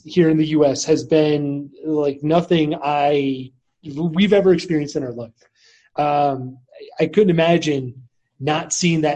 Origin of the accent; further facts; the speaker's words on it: northern Michigan, United States; moved away as an adult; also born or lived in San Diego; I'm from Michigan originally. I grew up in a small town in northern Michigan.